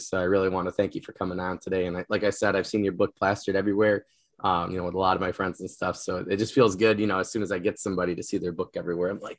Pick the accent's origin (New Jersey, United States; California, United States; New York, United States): New York, United States; I'm a New Yorker, I'm American